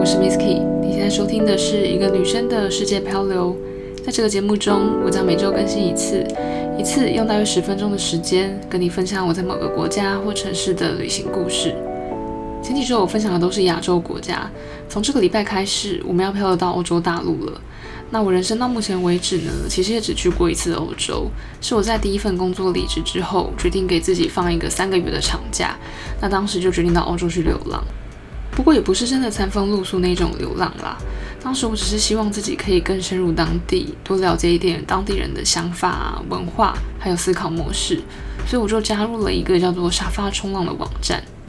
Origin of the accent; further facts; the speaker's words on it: Taipei, Taiwan; 我身为一个热爱台北的土生土长台北人